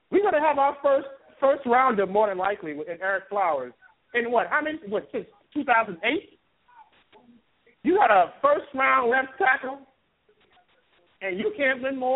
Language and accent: English; New York City, New York, United States; And I'm not even from the South Florida area. I'm from Brooklyn, New York.